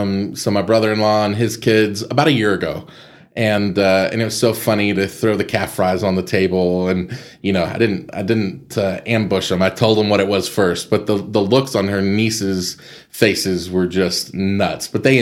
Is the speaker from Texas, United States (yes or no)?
yes; Amarillo, Texas, United States; also born or lived in Las Vegas; I grew up in Estacado